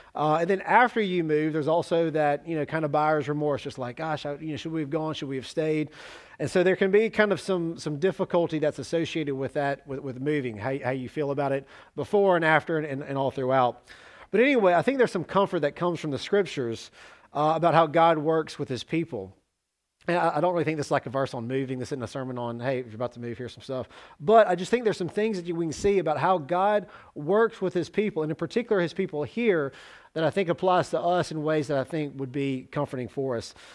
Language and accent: English; Jackson, Mississippi, United States; moved away as an adult; also born or lived in Oxford, Mississippi / Tallahassee, Florida / Starkville, Mississippi / Salerno, Italy; I moved to Oxford from Jackson